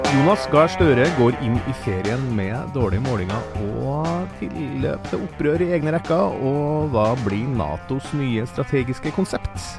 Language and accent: Norwegian; Sørlandet, Southern Norway, Norway; jeg kommer fra Sørlandet